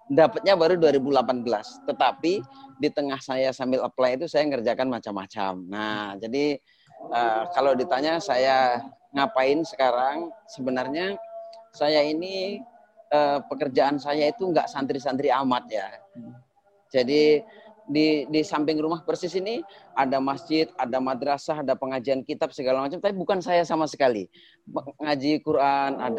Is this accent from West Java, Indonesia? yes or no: no; Banyuwangi, East Java, Indonesia; dulu saya di kampung saya di Banyuwangi, yeah.